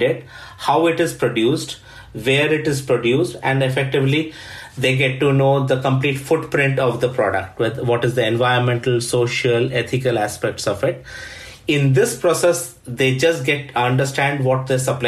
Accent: India; moved away as an adult; also born or lived in Sweden; now in Stockholm, Sweden; I'm originally from India, but have been living in Sweden for the last 14 years

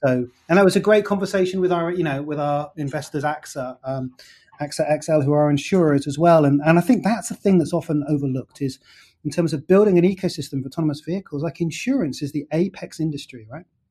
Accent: United Kingdom; I'm British

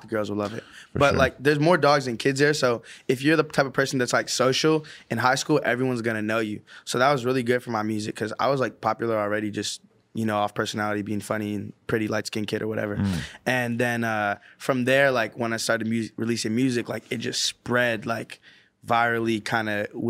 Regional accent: San Francisco, California, United States; Every time I go back home, it looks different, bro. It's like, I feel like it's not even like recognizable to me. There's certain things that are, but I would say growing up was really int

